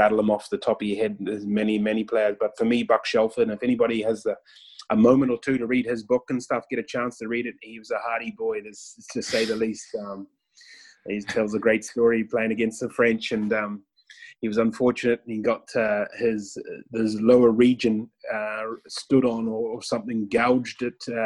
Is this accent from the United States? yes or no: no; New Zealand; moved away as an adult; also born or lived in Northern Ireland; I was from New Zealand, so I was the first sort of foreigner to come into the scene